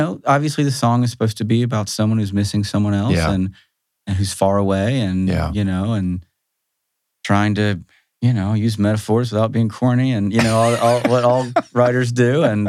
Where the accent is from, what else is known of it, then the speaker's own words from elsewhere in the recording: Athens, Georgia, United States; I grew up in Athens, actually.